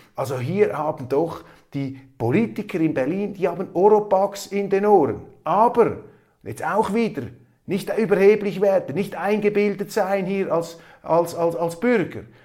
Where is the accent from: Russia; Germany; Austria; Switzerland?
Switzerland; als Schweizer